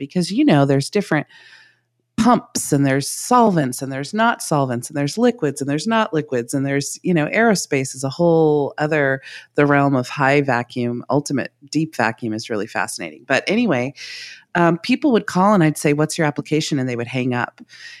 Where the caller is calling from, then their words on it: California, United States; I'm at home in Northern California, Trinity County. So we're way north, not quite the Oregon border, but getting there.